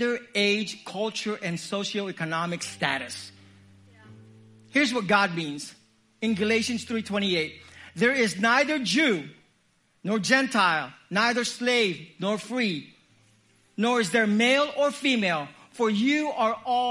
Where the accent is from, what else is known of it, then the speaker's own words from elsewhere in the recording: Philippines; I'm Filipino.